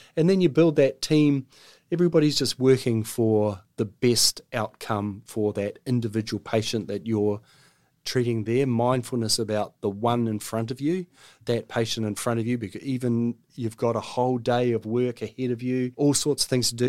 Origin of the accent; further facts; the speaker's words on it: Auckland, New Zealand; I'm an Aucklander, born and bred. I grew up in Block Ass Bay.